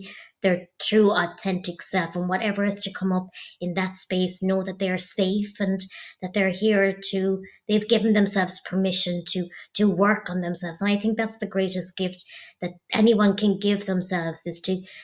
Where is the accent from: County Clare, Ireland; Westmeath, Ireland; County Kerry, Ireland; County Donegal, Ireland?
County Clare, Ireland; I'm originally from County Clare.